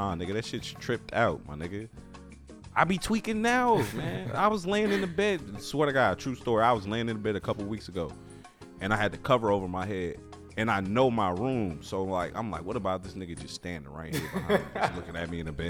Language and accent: English; Chicago, Illinois, United States; I'm from the Chicagoland area. I'm from Chicago